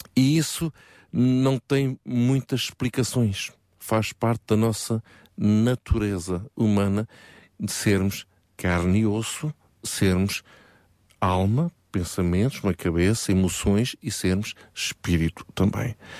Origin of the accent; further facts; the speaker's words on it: Portugal; Todos nós, como bons portugueses